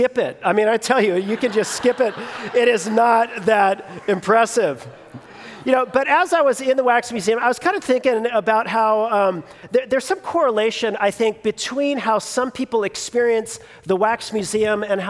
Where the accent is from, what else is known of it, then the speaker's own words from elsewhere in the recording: Los Angeles, California, United States; I grew up in the Los Angeles area